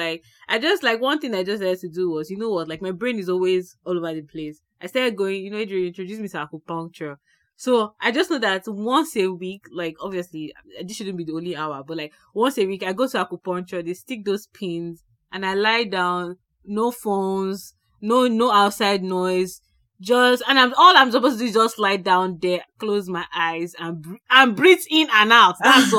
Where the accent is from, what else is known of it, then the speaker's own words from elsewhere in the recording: Nigeria; now in Canada; As a Nigerian who is very Nigerian and now lives in the Canada, but still has a lot of Nigerian maybe friends and family around you, right?